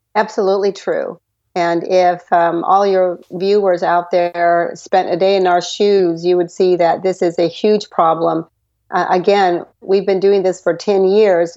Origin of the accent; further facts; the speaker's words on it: Texas, United States; I was born in Texas